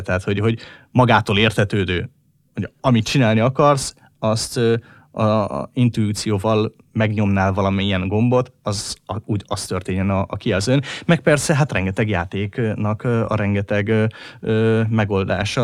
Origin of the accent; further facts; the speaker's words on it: Hungary; hogyha már magyarok vagyunk